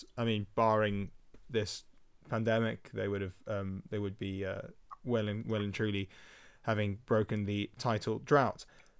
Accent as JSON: {"language": "English", "region": "England", "country": "United Kingdom", "said": "we're all English or whatever, living in England"}